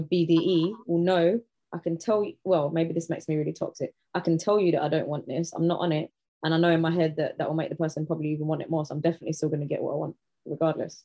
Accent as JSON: {"language": "English", "region": "London", "country": "United Kingdom", "said": "I'm from Southeast London"}